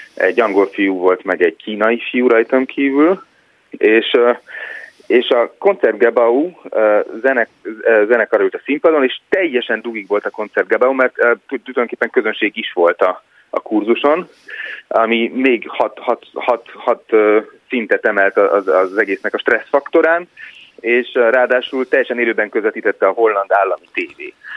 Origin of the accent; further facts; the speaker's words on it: Hungary; moved away; én is magyar vagyok